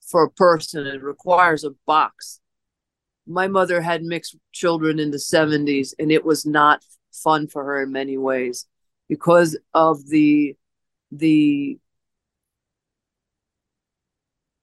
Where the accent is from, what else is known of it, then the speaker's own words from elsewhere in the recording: Holyoke, Massachusetts, United States; now in Cactus Springs, United States; I was born on in a small town back east, known as Holyoke, Massachusetts, and I was born on the Connecticut River in Providence Hospital